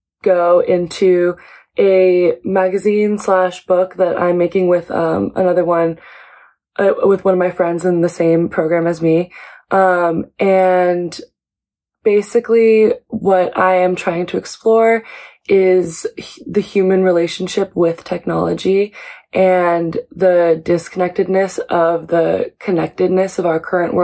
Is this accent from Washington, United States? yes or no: yes; Seattle, Washington, United States; now in New York City, United States; I am originally from Seattle, Washington, but I live here now in New York City